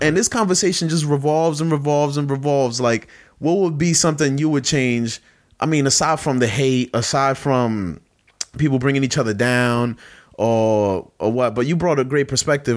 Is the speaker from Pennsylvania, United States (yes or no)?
no; New York City, New York, United States; I'm come from Best Style Brooklyn